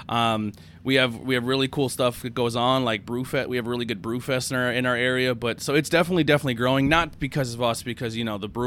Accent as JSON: {"language": "English", "region": "Pennsylvania", "country": "United States", "said": "So we're from Schuylkill County, Pennsylvania. We do beer reviews."}